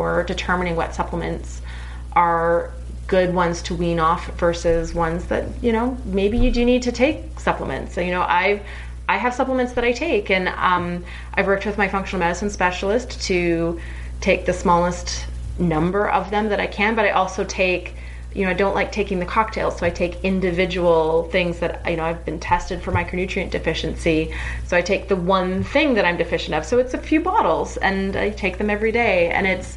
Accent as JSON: {"language": "English", "country": "Canada", "said": "I'm Canadian"}